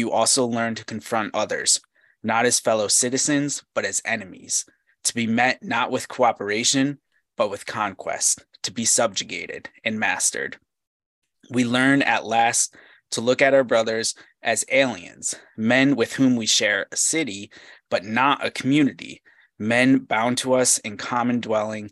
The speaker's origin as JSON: {"language": "English", "country": "United States", "said": "my experience as an American"}